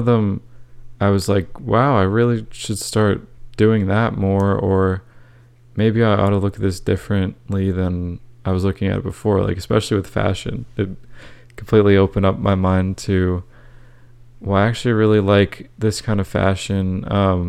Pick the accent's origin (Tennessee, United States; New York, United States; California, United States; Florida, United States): Florida, United States; I grew up in Central Florida, so there's definitely a lot of different cultures there